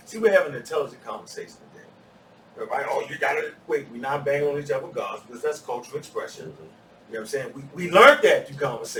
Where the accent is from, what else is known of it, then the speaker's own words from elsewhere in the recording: Baltimore, Maryland, United States; Like I came from Baltimore because it was like, man, how many times you gonna get shot and live, dude?